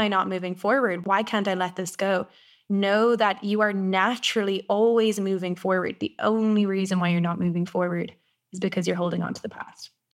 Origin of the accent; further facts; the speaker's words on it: Ireland; moved away as an adult; also born or lived in South Africa / Costa Rica; I went back to Ireland